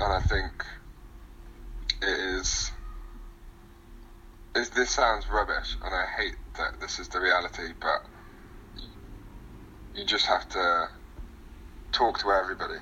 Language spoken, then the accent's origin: English; Derby, East Midlands, United Kingdom; moved away as an adult; now in London, United Kingdom; I was growing up in Derby, so I moved to London away from all